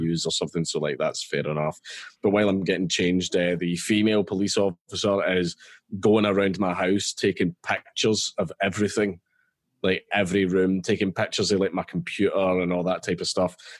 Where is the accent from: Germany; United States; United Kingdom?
United Kingdom; Scotland; I'm Scottish